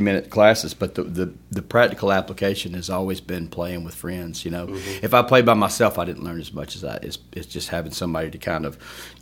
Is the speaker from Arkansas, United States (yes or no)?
no; Opelika, Alabama, United States; also born or lived in Tuscaloosa; Born and raised in Opelika